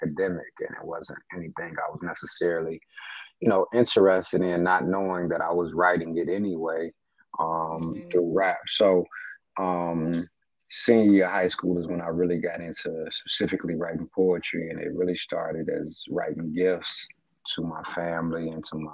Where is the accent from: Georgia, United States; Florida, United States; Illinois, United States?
Illinois, United States; Chicago; I'm from Chicago, a Southside native.